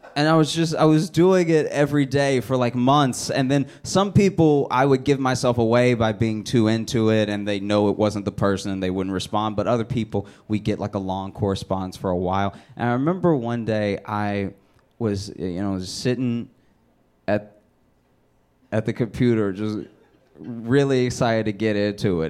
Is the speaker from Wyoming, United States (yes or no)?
no; Louisiana, United States; I grew up in Louisiana